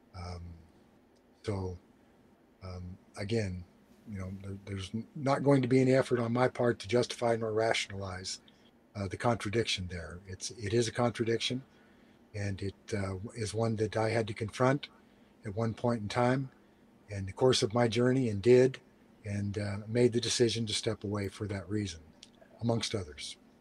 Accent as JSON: {"language": "English", "country": "United States", "said": "I'm an American and proud of it"}